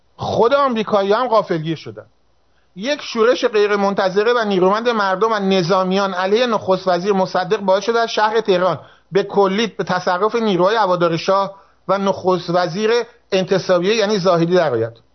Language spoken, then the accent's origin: Persian; Azeri, family in Tabriz, Iranian Azerbaijan, Iran; من آذریم و من میدونم که این درسته من خانوادم تبریز بود